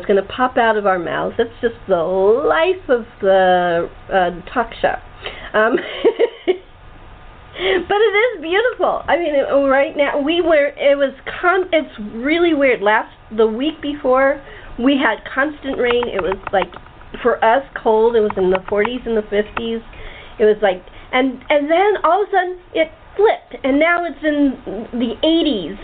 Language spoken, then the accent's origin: English; California, United States; also born or lived in Chicago